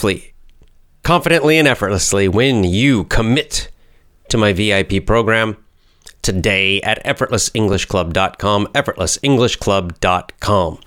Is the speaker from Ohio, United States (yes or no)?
no; Athens, Georgia, United States; moved away; my hometown, Athens, Georgia